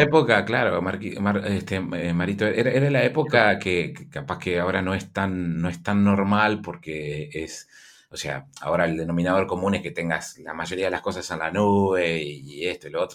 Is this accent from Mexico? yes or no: no; Uruguay